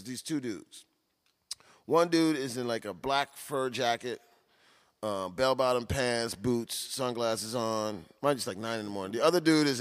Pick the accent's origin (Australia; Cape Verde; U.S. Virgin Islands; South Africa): U.S. Virgin Islands; also born or lived in Florida / Tulsa, Oklahoma; now in New York, United States; I'm not from Croatia. I'm from St. Croix.